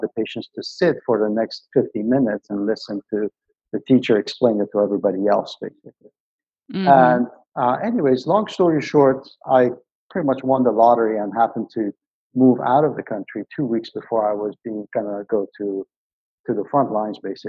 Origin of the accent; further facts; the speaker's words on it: Iran; moved away; I actually grew up in Iran